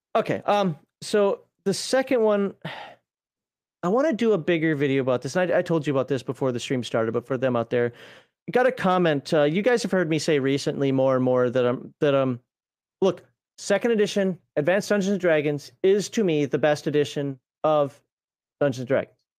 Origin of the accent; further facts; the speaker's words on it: Minnesota, United States; as a Minnesotan